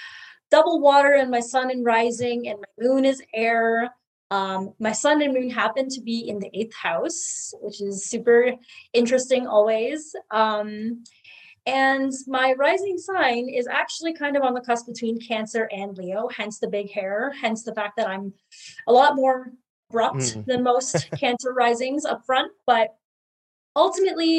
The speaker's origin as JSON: {"language": "English", "town": "Hamilton", "region": "Ontario", "country": "Canada", "tie": "born or raised there", "said": "I grew up in Hamilton, which is really close to Toronto"}